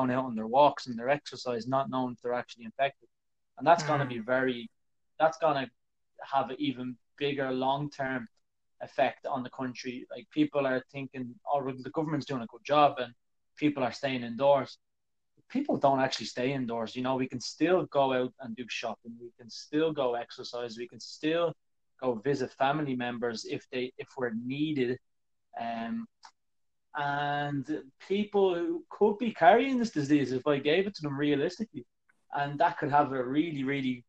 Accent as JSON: {"language": "English", "country": "Ireland", "also_born_or_lived": "China", "said": "I'm an Irish person."}